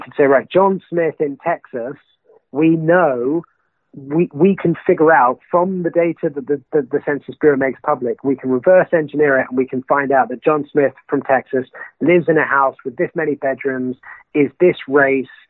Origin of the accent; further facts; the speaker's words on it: United Kingdom; being a Brit